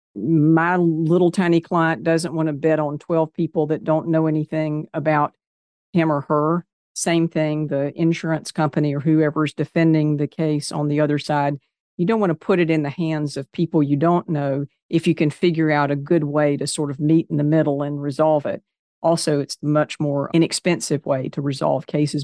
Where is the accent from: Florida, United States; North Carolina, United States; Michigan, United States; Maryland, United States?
North Carolina, United States; Kannapolis; also born or lived in Greensboro, North Carolina; I grew up in Kannapolis, North Carolina, which is a little bit north of Charlotte.